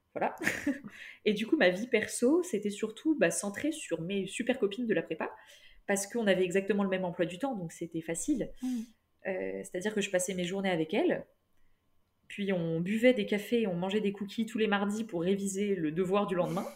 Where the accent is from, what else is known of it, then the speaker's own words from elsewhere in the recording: Toulouse, Occitania, France; moved away as an adult; now in Lyon, France; je viens de Toulouse